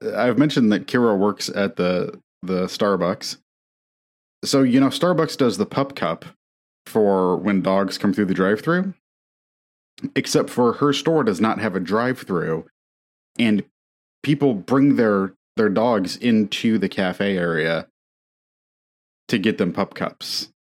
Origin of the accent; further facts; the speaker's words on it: near Notre Dame, Indiana, United States; moved away as an adult; I grew up near Notre Dame and had Notre Dame propaganda shoved down my throat my whole life